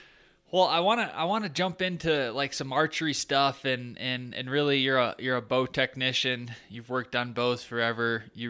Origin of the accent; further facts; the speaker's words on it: Michigan, United States; now in Colorado, United States; I grew up in Michigan, and there was an archery shop.